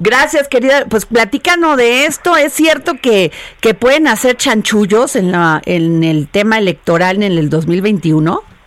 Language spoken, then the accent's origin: Spanish; Vega de la Torre, Veracruz, Mexico; soy veracruzana y conozco las zonas